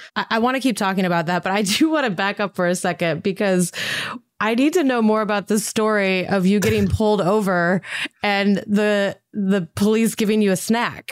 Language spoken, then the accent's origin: English; Montana, United States; I'm from Montana